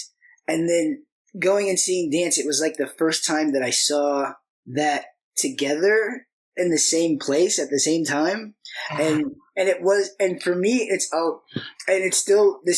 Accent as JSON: {"language": "English", "town": "Lincoln", "region": "Illinois", "country": "United States", "said": "I was from Lincoln"}